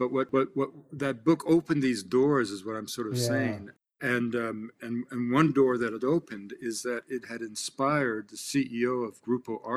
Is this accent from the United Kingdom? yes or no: no; Canada; as a Canadian